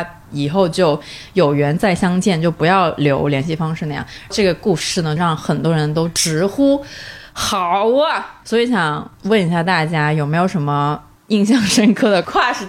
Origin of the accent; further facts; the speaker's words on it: Guangdong, China; 作为广东人，夏天没有荔枝是不完整的。